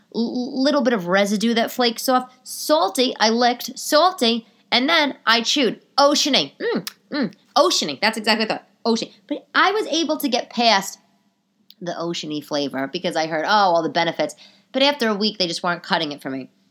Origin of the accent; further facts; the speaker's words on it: New York City, New York, United States; being a New Yorker